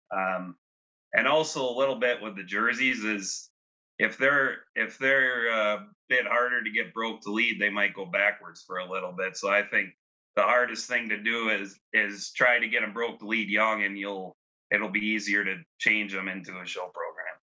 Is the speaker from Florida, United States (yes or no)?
no; Fond du Lac, Wisconsin, United States; moved away as an adult; now in Tulare, United States; I grew up in Fond du Lac, Wisconsin.